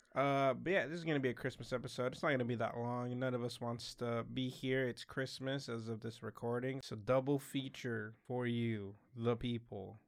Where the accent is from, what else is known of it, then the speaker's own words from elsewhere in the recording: Utah, United States; we grew up in Utah.